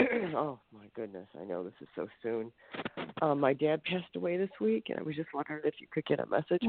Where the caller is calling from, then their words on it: Ohio, United States; I'm calling from Ohio.